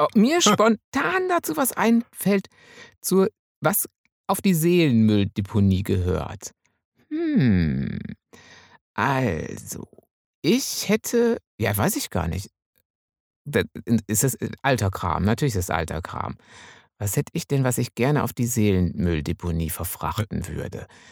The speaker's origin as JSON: {"language": "German", "area": "Münsterland", "region": "North Rhine-Westphalia", "country": "Germany", "said": "ich als Münsterländer"}